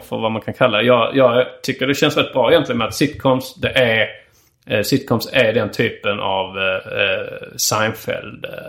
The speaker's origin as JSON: {"language": "Swedish", "country": "Sweden", "said": "som svensk"}